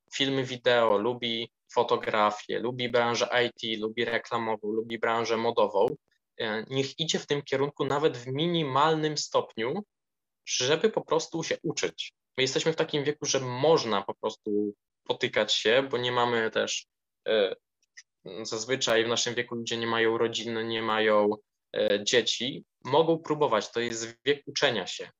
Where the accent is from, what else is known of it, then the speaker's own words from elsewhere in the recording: Sosnowica, Lublin Voivodeship, Poland; z na miejscowości, której pochodzę, z Sosnowica, powiat parczewski w województwie lubelskim